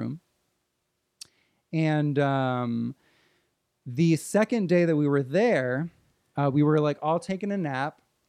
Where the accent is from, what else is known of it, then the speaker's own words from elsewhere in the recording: New Jersey, United States; moved away; I was in New Jersey.